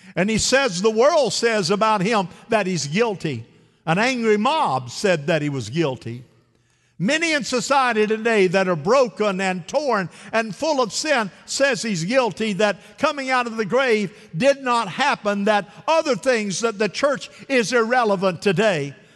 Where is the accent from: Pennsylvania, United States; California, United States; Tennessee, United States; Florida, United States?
Florida, United States; Central; The mousetrap